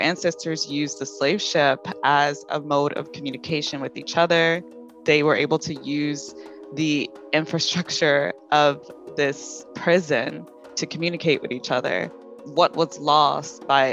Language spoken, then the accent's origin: English; North Carolina, United States; I'm also from the South. North Carolina